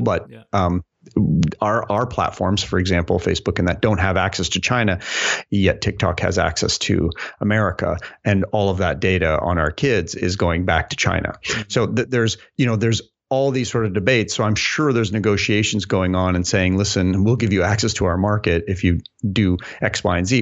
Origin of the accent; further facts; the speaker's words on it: Canada; now in United States; being a Canadian here